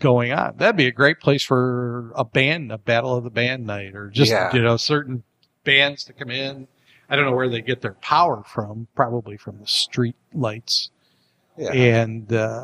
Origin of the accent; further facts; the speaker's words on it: Chicago, Illinois, United States; moved away as an adult; now in Salinas, United States; I moved here from Chicago 17 years ago.